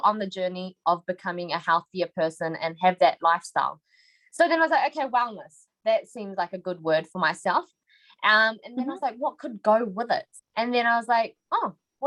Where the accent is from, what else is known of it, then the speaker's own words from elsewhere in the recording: New Zealand; So I'm actually born here. So I've been in the same house, the same area for the 26 years that I've been alive.